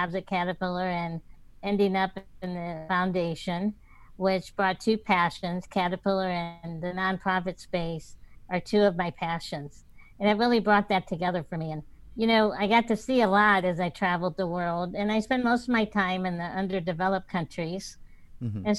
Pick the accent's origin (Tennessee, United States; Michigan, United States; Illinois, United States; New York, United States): Illinois, United States; Central; I was born in Central Illinois quite a few decades ago